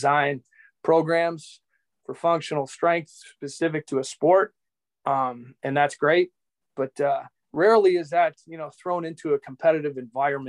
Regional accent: Appleton, Wisconsin, United States; also born or lived in Arkansas; born and raised in Appleton, Wisconsin, currently the manager of the Wisconsin Timber Rattlers. I reside here in Appleton still

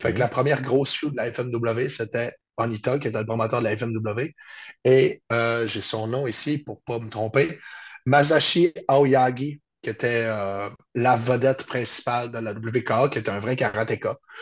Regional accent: Chicoutimi, Quebec, Canada; Je suis de Chicoutimi au Saguenay-Lac-Saint-Jean.

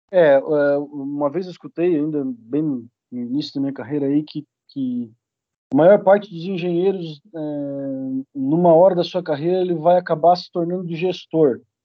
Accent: Criciúma, Santa Catarina, Brazil; eu sou natural aqui de Criciúma

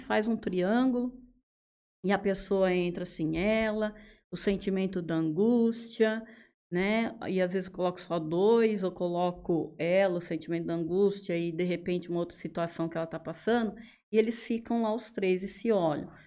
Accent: Araraquara, São Paulo, Brazil; moved away as an adult; also born or lived in Mato Grosso / Mato Grosso do Sul; now in Jales, Brazil; Eu sou da cidade de Araraquara, sou nascida lá. E acabei morando em vários lugares

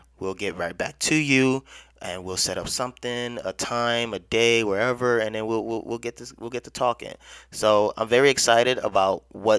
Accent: Chicago, Illinois, United States; also born or lived in Nigeria; and she is in Chicago, where I'm originally from. And well, as far as growing up, I was born in Nigeria.

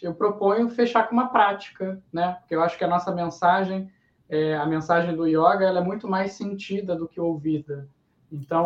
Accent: Niterói, Rio de Janeiro, Brazil; a gente é de Niterói

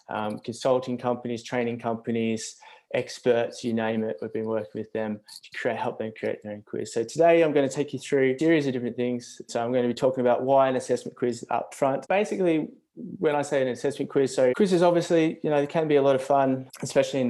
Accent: Australia; accent: Australian; moved away as an adult; now in Brighton, United Kingdom; I'm from Australia. I'm actually over here in the UK though, down in Brighton, hence the Australian accent

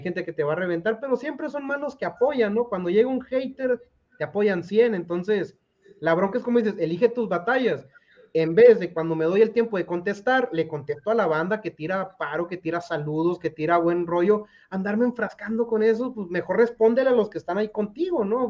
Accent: Culiacán, Sinaloa, Mexico; soy culichi, soy sinaloense.

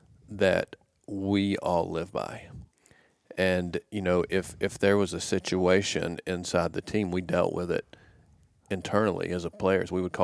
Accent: Cedartown, Georgia, United States; And I said, Coach, I'm from Cedartown, Georgia.

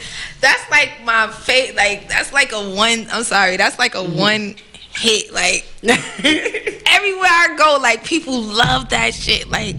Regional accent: New York City, New York, United States; I'm from Bed-Stuy, right?

